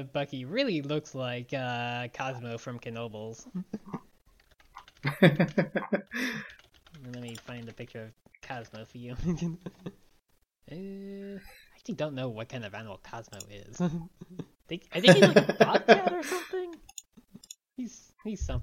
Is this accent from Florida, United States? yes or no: no; Long Island, New York, United States; I grew up in on Long Island